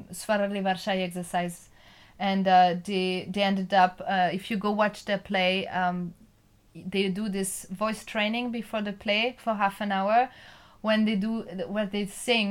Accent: Nantes, Pays de la Loire, France; I'm from Nantes. I'm French.

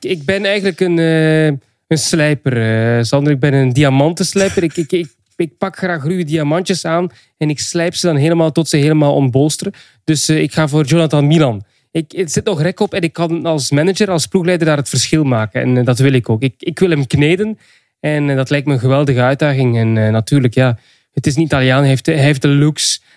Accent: Flanders, Belgium; Ik ben een Vlaming

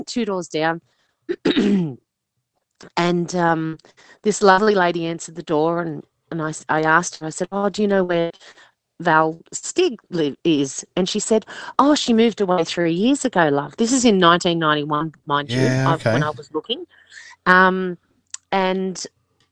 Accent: Sydney, New South Wales, Australia; also born or lived in Liverpool, New South Wales; I was born in Liverpool Hospital, but I was with my family in Picnic Point

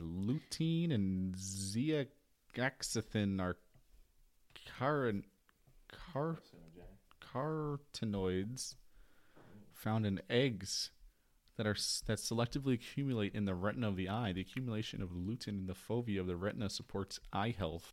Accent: United States; I am an American.

